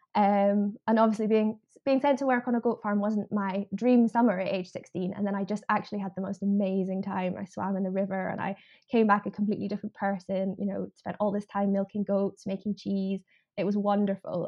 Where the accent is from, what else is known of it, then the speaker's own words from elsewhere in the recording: Edinburgh, Scotland, United Kingdom; So I I grew up in Edinburgh. I grew up in the city